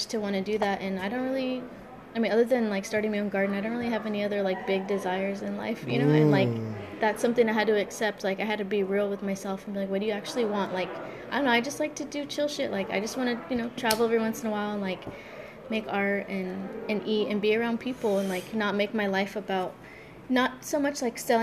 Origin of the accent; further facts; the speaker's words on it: Highway City, California, United States; growing up in Highway City